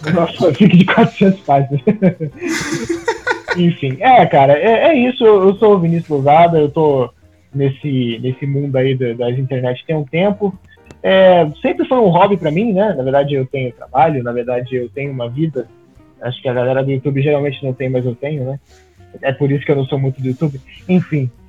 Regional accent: Rio de Janeiro, Brazil; Eu sou do Rio de Janeiro

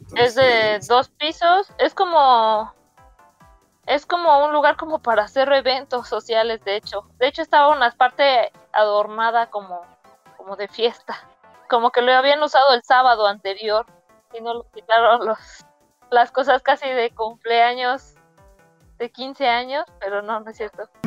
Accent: San Juan del Río, Querétaro, Mexico; moved away; mi pueblo, porque pues, es muy chiquito San Juan del Río

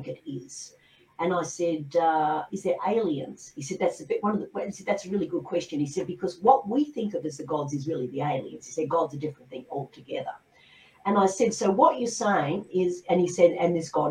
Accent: Australia; I'm an Australian

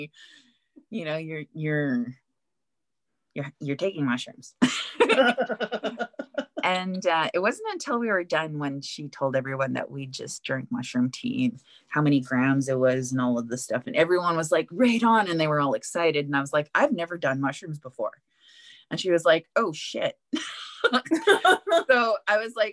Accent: Winnipeg, Manitoba, Canada; moved away; also born or lived in Edmonton; I'm from Winnipeg, camping all of my kid life

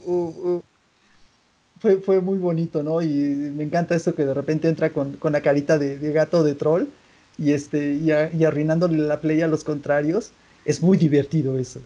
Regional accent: Mexico; como mexicano

